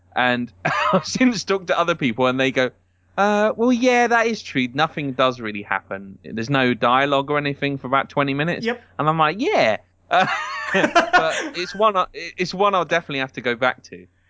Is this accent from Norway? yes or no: no; United Kingdom; as a British person